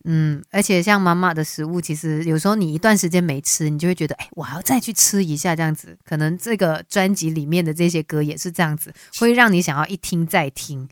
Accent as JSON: {"language": "Chinese", "country": "Malaysia", "said": "我们马来西亚人"}